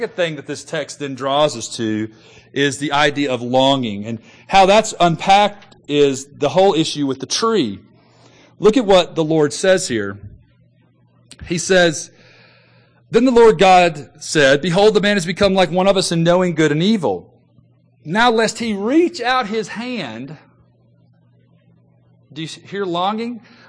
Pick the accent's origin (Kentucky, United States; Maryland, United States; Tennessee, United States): Tennessee, United States; Memphis; Growing up in Memphis, Tennessee, like I did, my wife and I bought a house when we first got married.